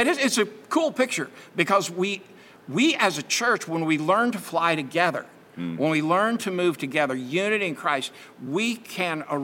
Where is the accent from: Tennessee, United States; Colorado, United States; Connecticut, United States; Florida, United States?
Florida, United States; Daytona Beach; I grew up in Daytona Beach